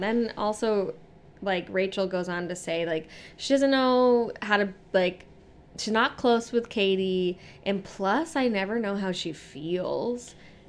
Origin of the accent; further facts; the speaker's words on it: Midwest, United States; growing up in the Midwest